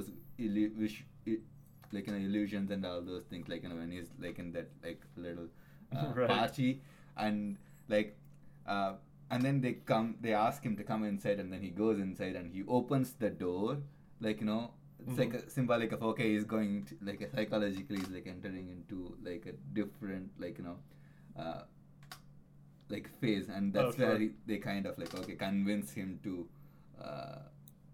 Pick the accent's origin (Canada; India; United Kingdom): India; Chennai, Tamil Nadu; I'm from Chennai